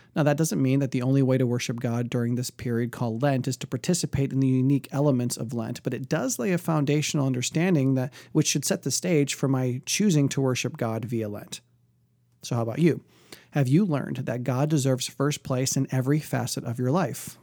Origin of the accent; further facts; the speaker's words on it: outside of Detroit, Michigan, United States; growing up outside of Detroit, there was a huge Polish population